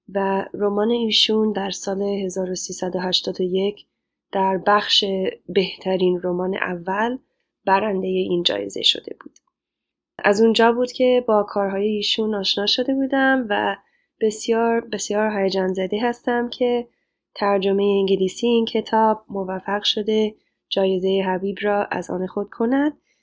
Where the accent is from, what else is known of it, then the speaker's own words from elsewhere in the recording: Los Angeles, California, United States; Persian is a second language; moved away as an adult; also born or lived in Chicago / Cambridge; now in Rhode Island, United States; من پیش جامعه بزرگی از ایرانیان مقیم خارج از کشور در لس آنجلس بزرگ شدم